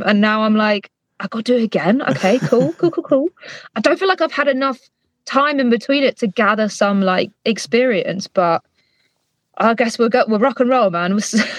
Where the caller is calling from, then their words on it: London, United Kingdom; I am calling from my studio in London